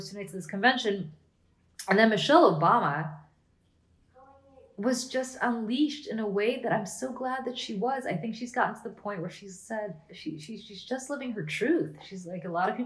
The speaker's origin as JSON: {"language": "English", "town": "Princeton", "region": "New Jersey", "country": "United States", "tie": "born or raised there", "said": "I grew up in Princeton and I hung around the Princeton campus a lot."}